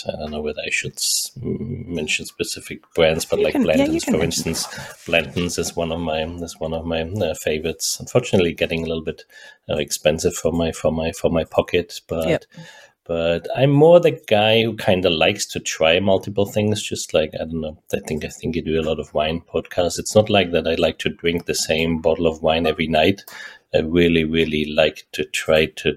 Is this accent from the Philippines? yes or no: no; Germany; moved away as an adult; also born or lived in Pilsen, Czech Republic / Austria; now in Silicon Valley, United States; I grew up actually in Germany, spent 25 years in Germany